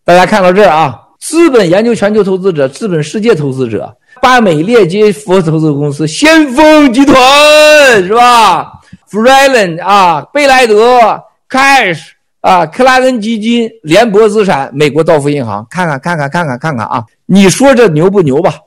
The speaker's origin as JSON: {"language": "Chinese", "country": "China", "said": "你们不要恨我们中国人"}